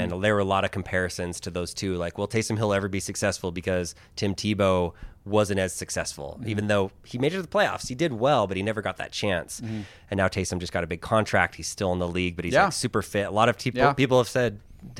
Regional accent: Manila, Metro Manila, Philippines; born there; I was born in the Philippines. I was born in Manila. I don't look Filipino because I'm not, like, by blood.

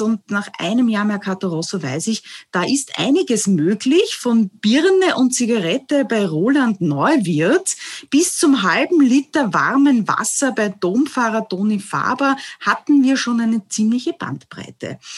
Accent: Vienna, Austria; Ich komme ja auch aus Döbling

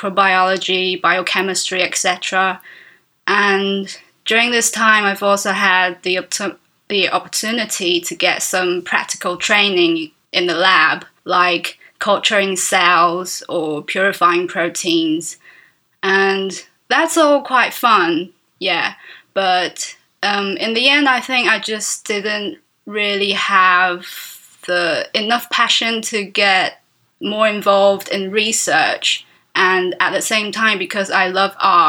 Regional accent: Taiwan; I'm an illustrator from Taiwan.

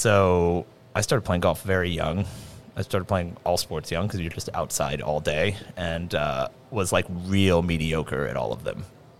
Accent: Atlanta, Georgia, United States; moved away as an adult; now in Los Angeles, United States; From Atlanta. Spent the first 25 years of my life there, and then I've been in L.A. for almost 11, coming up on 11 years.

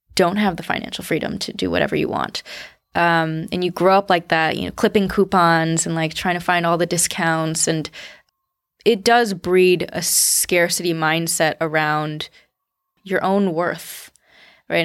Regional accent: United States; I'm Chinese American, but, uh, my parents grew up in the Cultural Revolution

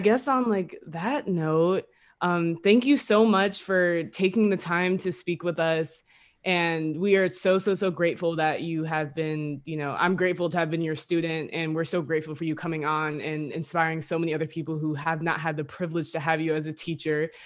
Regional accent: New Jersey, United States; we're both from Jersey. We're not from the gutters, but we're from Jersey.

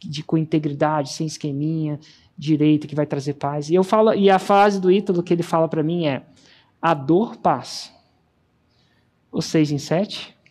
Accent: Brasília, Federal District, Brazil; moved away; voltei para Brasília. É, acredite ou não, a cidade onde eu nasci

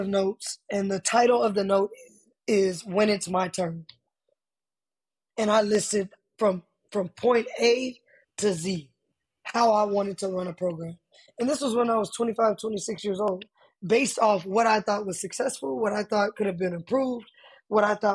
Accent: Austin, Texas, United States; moved away as an adult; I'm originally from Austin, Texas, born and raised

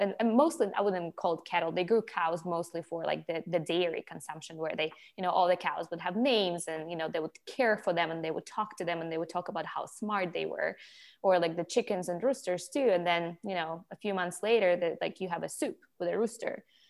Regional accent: Ukraine; moved away; but I grew up in Ukraine, and in Ukraine, you know

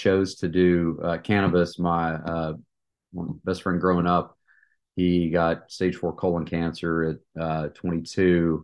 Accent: East Tennessee, United States; moved away as an adult; also born or lived in Atlanta, Georgia; I was born and raised in East Tennessee

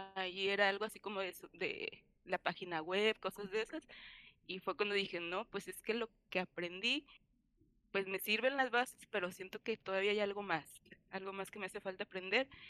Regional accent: Colima, Mexico; also born or lived in Cuernavaca; después de cinco años lejos de mi tierra, dije, no, ya es momento de regresar. Y fue cuando regresé a Colima

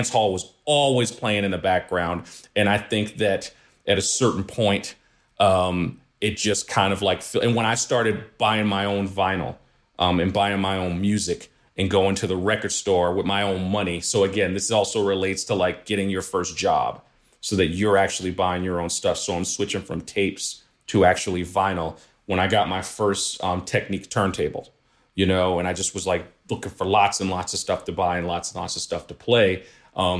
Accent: New York City, New York, United States; I grew up in Flatbush.

